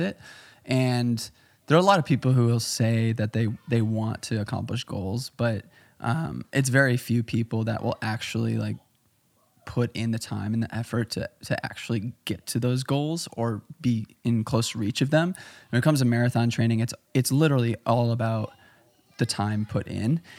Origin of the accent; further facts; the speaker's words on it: Chicago, Illinois, United States; I'm from Chicago